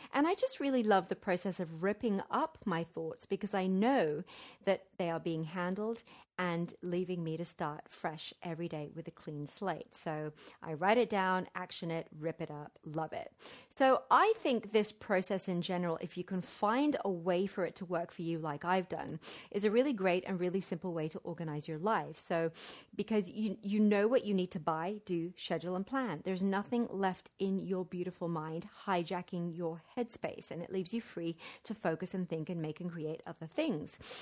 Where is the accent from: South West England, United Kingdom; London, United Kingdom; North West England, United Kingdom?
London, United Kingdom; now in Central America; I'm staying in my hometown of Wimbledon